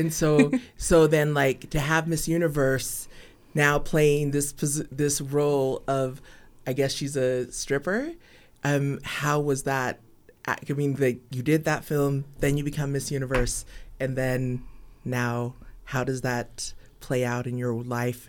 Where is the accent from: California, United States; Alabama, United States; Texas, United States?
Texas, United States; I come from Texas